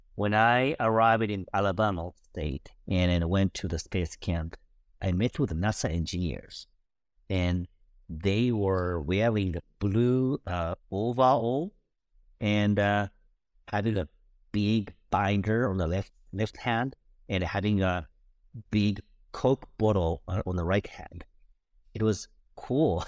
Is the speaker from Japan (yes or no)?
yes; Kobe, Hyogo, Japan; moved away; also born or lived in Tokyo; my hometown and it was Kobe